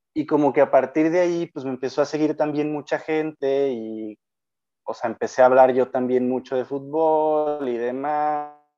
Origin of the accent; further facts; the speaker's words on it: Lagos de Moreno, Jalisco, Mexico; also born or lived in León, Guanajuato; soy de Jalisco, de Lagos de Moreno.